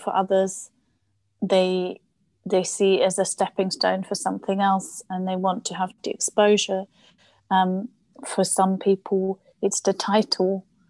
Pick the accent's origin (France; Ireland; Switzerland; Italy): Switzerland; first language German; English is a second language; moved away as an adult; now in London, United Kingdom; I was born in Switzerland quite a few years ago now